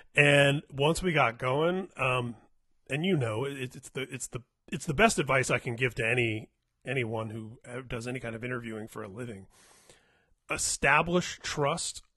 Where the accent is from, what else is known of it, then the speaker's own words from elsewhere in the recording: Indiana, United States; now in California, United States; I was from Indiana. We're both here in California